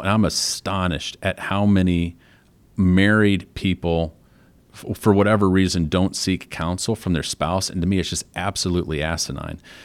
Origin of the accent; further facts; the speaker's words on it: Flint, Michigan, United States; moved away; I was from Flint, Michigan